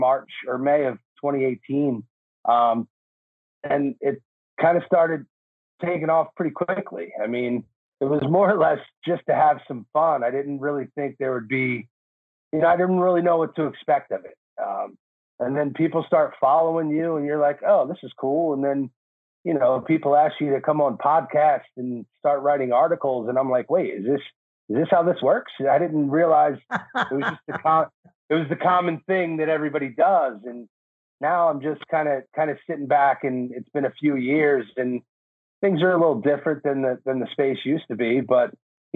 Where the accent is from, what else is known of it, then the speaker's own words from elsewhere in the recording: New Jersey, United States; moved away as an adult; now in California, United States; I was born and raised in Jersey. Like you said, I moved out to California in 07